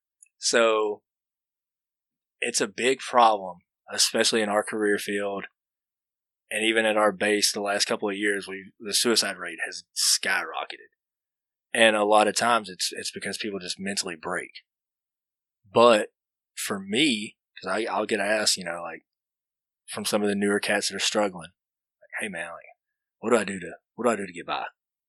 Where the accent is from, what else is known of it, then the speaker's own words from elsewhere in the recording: Alabama, United States; Hey, where are you from? I'd give it just a generic, Alabama. Oh, okay. Well, after about a year or so, I started meeting some people from Alabama that were there. Like, okay, what part? Well, I'll just throw out Birmingham because it's the closest big city.